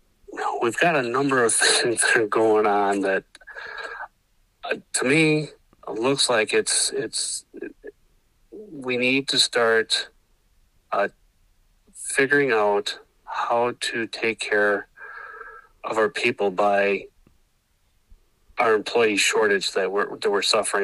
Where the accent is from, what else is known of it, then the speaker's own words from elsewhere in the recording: Milton, Wisconsin, United States; also born or lived in La Crosse, Wisconsin / Rice Lake, Wisconsin; I was born in La Crosse and was adopted at birth, and I grew up in a little town called Milton, Wisconsin, just outside of Janesville.